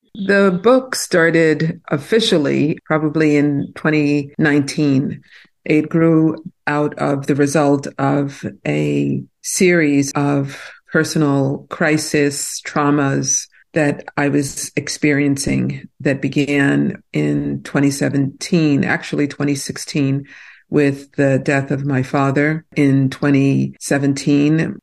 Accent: New York City, New York, United States; also born or lived in New Jersey; now in New Hope, United States; I grew up in Brooklyn, New York, and Brooklyn was not the fancy place it is today

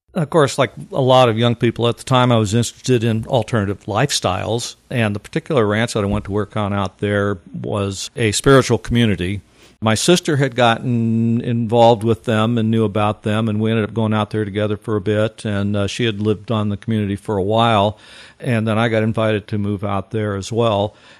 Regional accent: Missouri, United States; now in Eau Claire, United States; I grew up in Missouri, just about 60 or so miles to the east of that area.

